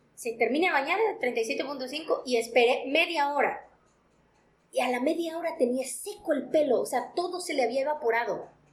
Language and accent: Spanish; Mexico; como mexicanos y como latinos